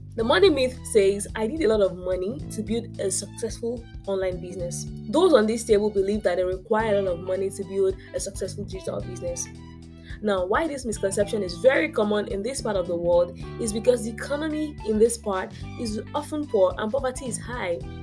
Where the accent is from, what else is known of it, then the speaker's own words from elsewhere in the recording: Nigeria; being African and being Nigerian